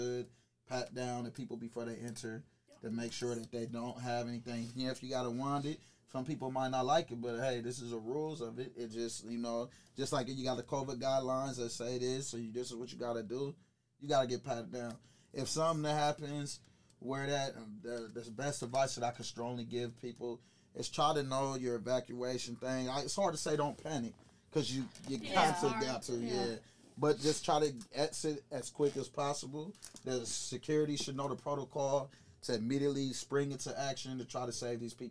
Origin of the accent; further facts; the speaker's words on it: Mansfield, Ohio, United States; also born or lived in Highland Park, Michigan; I was raised here